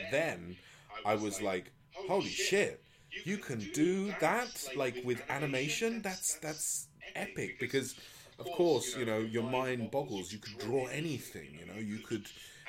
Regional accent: Spain; because I grew up in Spain

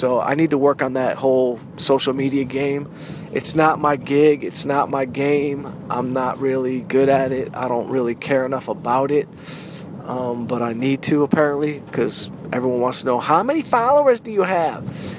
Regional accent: Southfield, Michigan, United States; also born or lived in Detroit; I'm from Detroit. I'm from Southfield, Michigan.

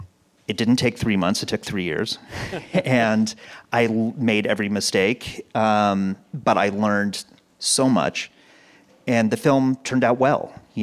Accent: Pasadena, California, United States; Pasadena, and where I still live. So I actually live on the block that my kindergarten was on.

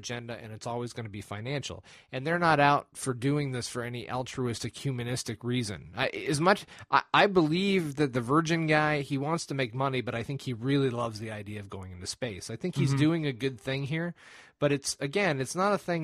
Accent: United States; I'm an American

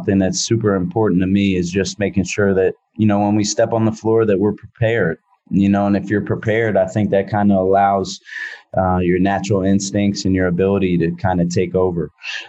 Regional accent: Philadelphia, Pennsylvania, United States; now in San Francisco, United States; growing up in Philadelphia, I appreciate and love everything about being in a metropolitan area.

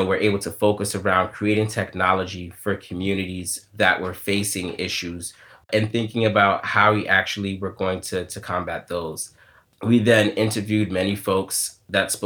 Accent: New York City, New York, United States; I grew up here in New York City

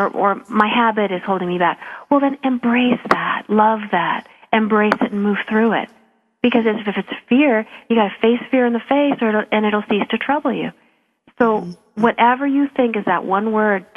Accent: Calgary, Alberta, Canada; I'm from Calgary

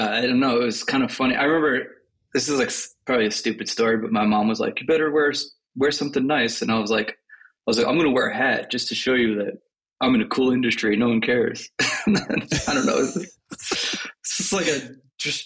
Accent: Long Island, New York, United States; moved away as an adult; now in Los Angeles, United States; I grew up on Long Island and I was in New York until 5 years ago

